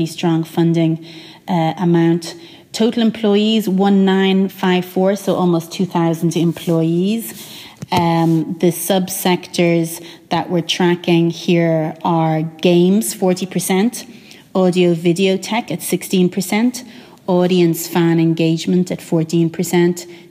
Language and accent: English; Ireland; growing up in Ireland in kind of like the 90s and the noughties